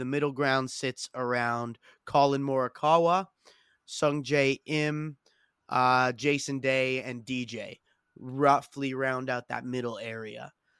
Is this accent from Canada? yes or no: yes; Canada; Like, there's a big Canadian flag here in front of us. Like, yeah, we're all Canadian.